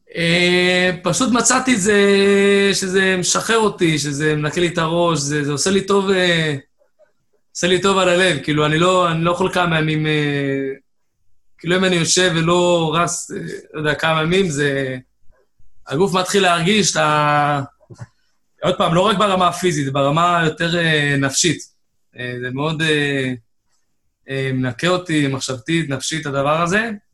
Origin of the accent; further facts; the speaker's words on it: Haifa, Haifa District, Israel; במקור מחיפה, גדלתי בחיפה